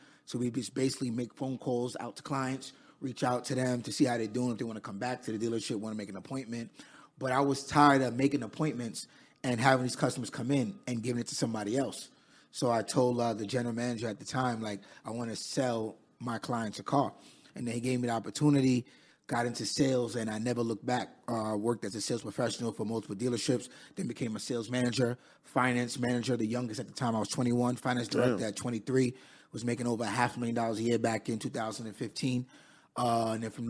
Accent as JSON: {"language": "English", "town": "Queens", "region": "New York", "country": "United States", "tie": "born or raised there", "said": "I'm from Queens, New York. Raised in Queens. I'm currently 29 at the time right now."}